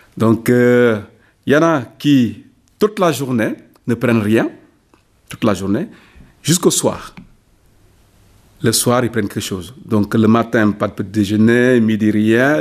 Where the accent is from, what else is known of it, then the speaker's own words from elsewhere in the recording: Ziguinchor, Senegal; moved away as an adult; now in Figeac, France; dans ma région d'origine, la région de Gigachon, la Casamance